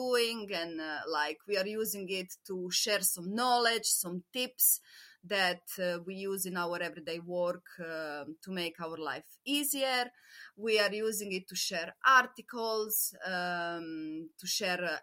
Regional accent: Croatia; moved away; when I was growing up in Croatia

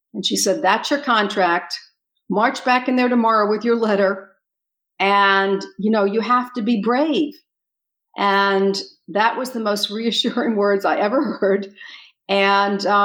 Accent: Miami, Florida, United States; moved away as an adult; also born or lived in Seattle, Washington; my hometown was Miami, Florida

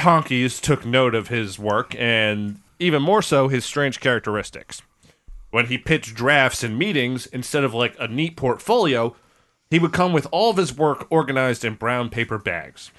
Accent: New York, United States; we're from New York

